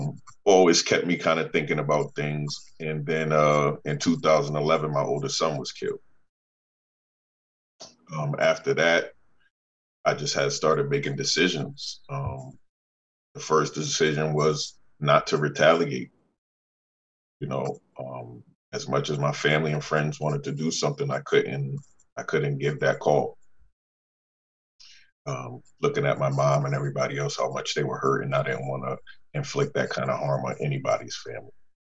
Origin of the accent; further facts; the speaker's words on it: New Haven, Connecticut, United States; born and raised in New Haven.